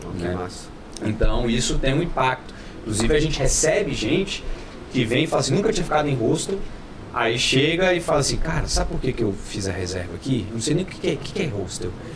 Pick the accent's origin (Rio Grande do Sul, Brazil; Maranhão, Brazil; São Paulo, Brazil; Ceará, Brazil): São Paulo, Brazil; now in Brasília, Brazil; Eu não sou brasiliense, eu nasci em São Paulo, sou paulistano, mas moro aqui há muitos anos